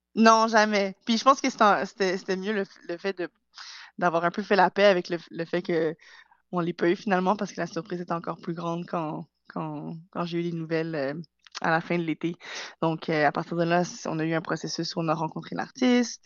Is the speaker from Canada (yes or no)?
yes; Montreal, Quebec, Canada; moved away as an adult; now in England; je suis née et j'ai grandi à Montréal.